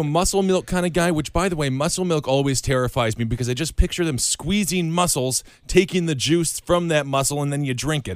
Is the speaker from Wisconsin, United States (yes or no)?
yes; Wisconsin, United States; Wisconsin, the, the home state, my home state